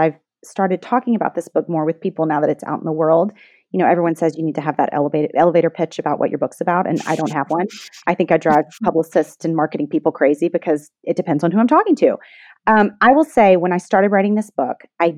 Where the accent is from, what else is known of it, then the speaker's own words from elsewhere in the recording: Memphis, Tennessee, United States; now in New York, United States; I've lived here for longer than I lived in Memphis at this point